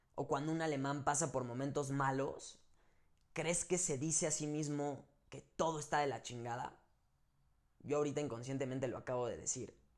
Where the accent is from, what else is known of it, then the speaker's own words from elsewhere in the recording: Mexico; como mexicanos y latinos